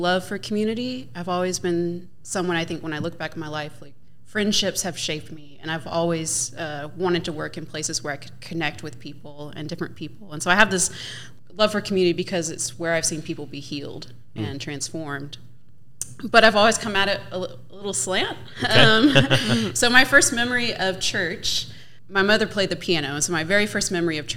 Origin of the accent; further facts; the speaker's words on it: McDonough, Georgia, United States; also born or lived in Tübingen, Germany; now in Johnson City, United States; I'm originally from McDonough, Georgia, as Jane said. And we've been living here in Johnson City for 3 years now